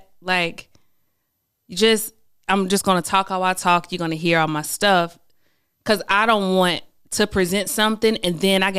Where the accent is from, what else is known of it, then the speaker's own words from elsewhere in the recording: the South, United States; I'm from the South, you know. So we're kind of raised, like, be this thing so that you can be chosen.